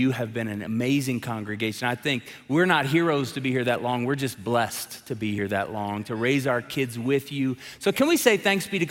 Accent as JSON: {"language": "English", "town": "Tulsa", "region": "Oklahoma", "country": "United States", "moved": "as an adult", "lives_now": "Colorado Springs, United States", "said": "I'm from Tulsa, Oklahoma"}